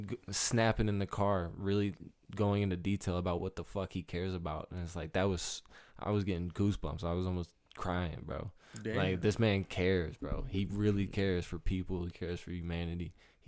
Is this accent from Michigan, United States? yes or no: yes; Novi, Michigan, United States; But I'm from Novi. Mm-hmm. N-O-V-I.